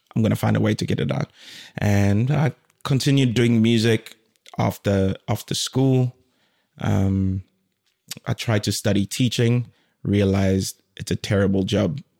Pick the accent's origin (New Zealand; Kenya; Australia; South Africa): South Africa; moved away as an adult; also born or lived in Democratic Republic of the Congo / Durban, South Africa / Cape Town, South Africa; now in Finland; I was born in the DRC Congo and my family moved to South Africa when I was like two years old.